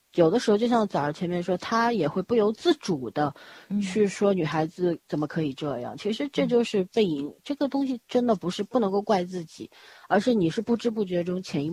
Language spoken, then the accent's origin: Chinese; China; 尤其我们中国人，就是那个经济发展的速度快了之后，人的那个内心，就那种缺失的东西越来越多